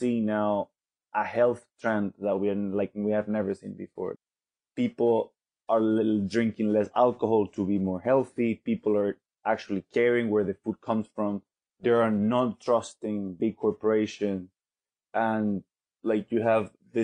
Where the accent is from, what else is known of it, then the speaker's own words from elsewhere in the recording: Venezuela; now in London, United Kingdom; from Venezuela. I currently live in London